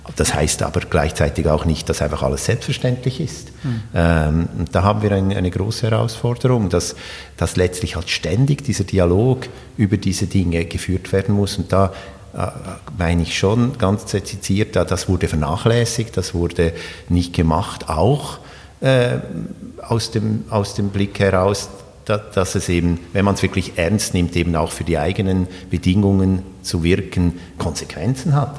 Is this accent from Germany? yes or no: no; Switzerland; moved away; also born or lived in Sweden; ich bin ja in der Schweiz aufgewachsen